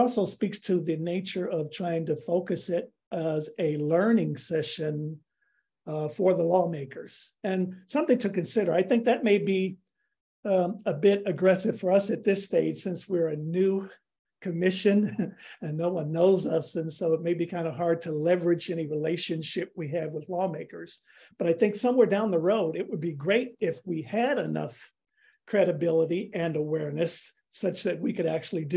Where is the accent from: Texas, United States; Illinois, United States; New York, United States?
Illinois, United States; Chicago; now in Ann Arbor, United States; I'm from Chicago.